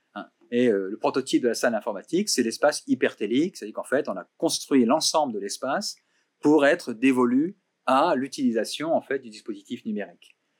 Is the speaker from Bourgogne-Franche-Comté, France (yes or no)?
yes; Burgundy, Bourgogne-Franche-Comté, France; je viens de Bourgogne